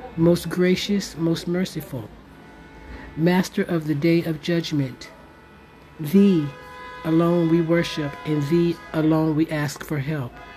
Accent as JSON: {"language": "English", "country": "United States", "moved": "yes", "lives_now": "Morocco", "said": "Being an American Muslim, living here in Morocco"}